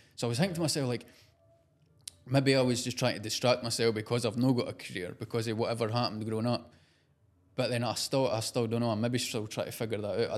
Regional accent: Scotland, United Kingdom; accent: Scottish; also born or lived in London

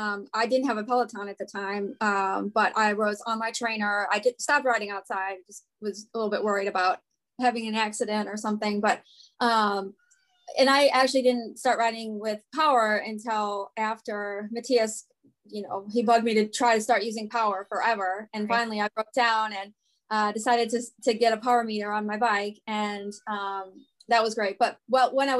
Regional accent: Cleveland, Ohio, United States; now in Northern Virginia/Maryland area, United States; I'm from Cleveland

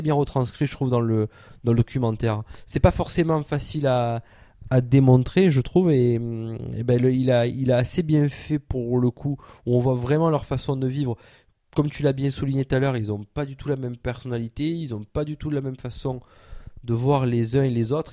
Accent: Provence-Alpes-Côte d'Azur, France; nous, en tant que base alpin, on n'aime pas qu'on dise qu'on est des Marseillais. On est des gens du Sud si on veut.

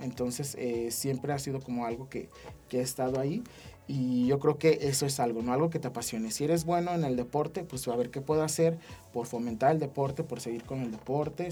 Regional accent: San José de Gracia, Aguascalientes, Mexico; me vine desde San José

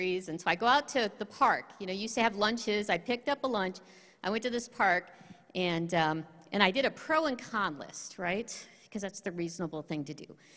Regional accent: Michigan, United States; also born or lived in Colorado / Quebec; I'm originally from Michigan. I've stayed a Michigan resident

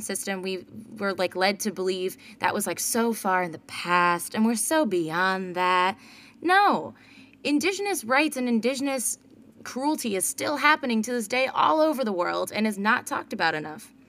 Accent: United States; me being an American

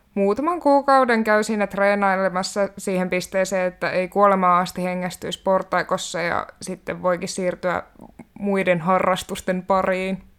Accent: Kainuu, Finland; moved away as an adult; also born or lived in Haukipudas, Finland; now in Helsinki, Finland; olen syntynyt Haukiputtaalla vuonna 1996. Sittemmin siirtynyt Kainuuseen kasvamaan ja nykyään tosiaan asustelen täällä Helsingissä

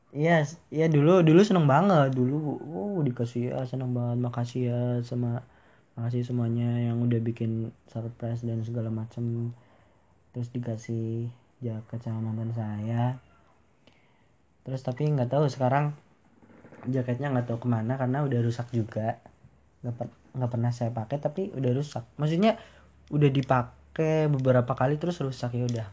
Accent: Banyumas Regency, Central Java, Indonesia; saya lahir di Kabupaten Banyumas, Kabupaten tercinta

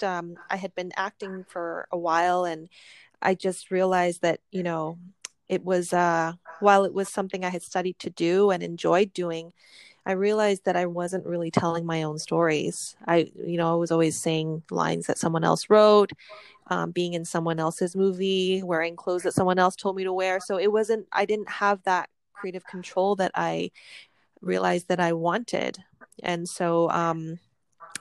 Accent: Vancouver, British Columbia, Canada; also born or lived in Hong Kong; My family's from Hong Kong, but we immigrated to Canada when I was just 1 year old. And we grew up in Vancouver

